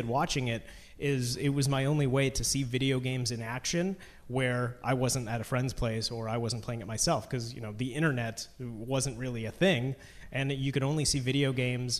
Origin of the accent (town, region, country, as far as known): Brampton, Ontario, Canada; born or raised there